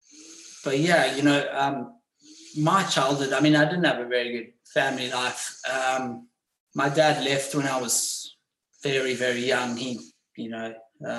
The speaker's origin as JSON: {"language": "English", "town": "Johannesburg", "region": "Gauteng", "country": "South Africa", "tie": "born or raised there", "moved": "yes", "said": "I was born in Johannesburg"}